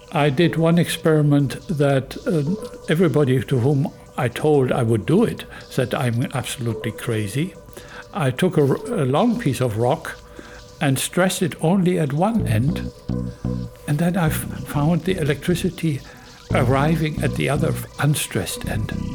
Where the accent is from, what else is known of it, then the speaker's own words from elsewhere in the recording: Germany; moved away as an adult; also born or lived in Northern California, United States; now in California, United States; I am originally from Germany. I was professor of geoscience in Germany for 15 years and chemistry also. And then I moved here to America